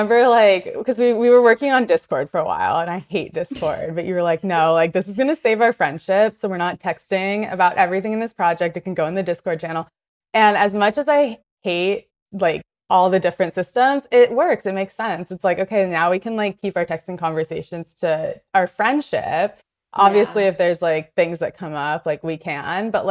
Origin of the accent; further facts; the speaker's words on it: Ventura, California, United States; also born or lived in Venice, Los Angeles; I was born in Venice, and my parents moved up to Ventura.